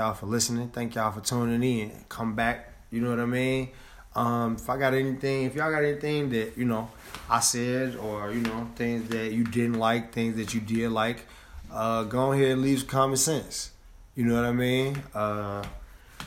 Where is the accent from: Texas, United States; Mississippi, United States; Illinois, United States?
Illinois, United States; Chicago; I'm from Chicago.